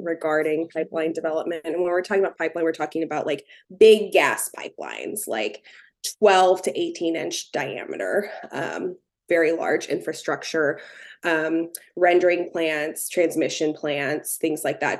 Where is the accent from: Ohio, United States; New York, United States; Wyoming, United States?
Ohio, United States; Cincinnati; now in Morgantown, United States; I grew up in the Cincinnati area